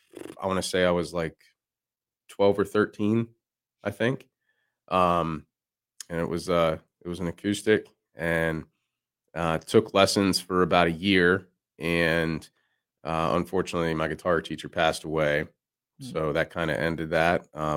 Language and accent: English; Pennsylvania, United States; I grew up in Central PA